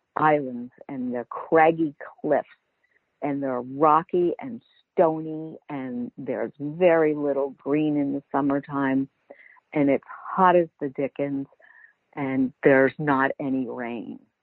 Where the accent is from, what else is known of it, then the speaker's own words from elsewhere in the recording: Baltimore, Maryland, United States; also born or lived in Italy / California; I lived I grew up in Baltimore City